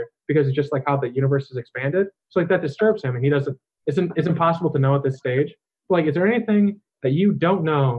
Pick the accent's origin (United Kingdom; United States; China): United States; Chicago, Illinois; I'm from Chicago, which it's just all industry, it's like all concrete